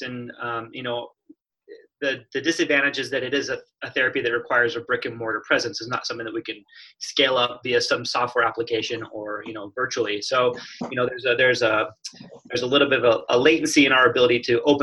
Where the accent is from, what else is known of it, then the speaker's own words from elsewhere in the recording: Phoenix, Arizona, United States; moved away as an adult; now in Portland, United States; I grew up in the desert, Phoenix, Arizona.